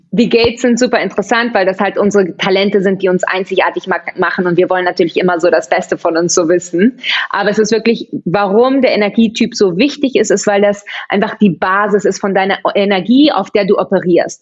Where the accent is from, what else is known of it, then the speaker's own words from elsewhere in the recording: Barcelona, Catalonia, Spain; first language German; also born or lived in Vienna, Austria; Also ich habe zwei deutsche Eltern, bin aber, als ich zwei Wochen alt war, mit ihnen nach Barcelona gezogen. Also ich bin da aufgewachsen und war aber dann in der deutschen Schule und Deutsch ist eigentlich meine Muttersprache